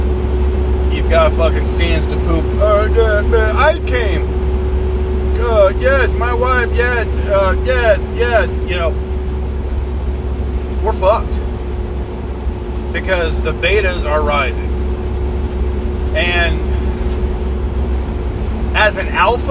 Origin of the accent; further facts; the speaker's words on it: United States; as an American